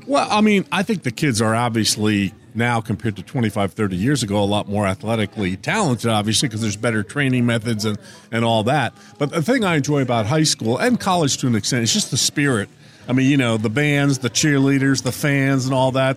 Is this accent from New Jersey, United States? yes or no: yes; northern New Jersey, United States; moved away; I grew up just outside New York City in northern Jersey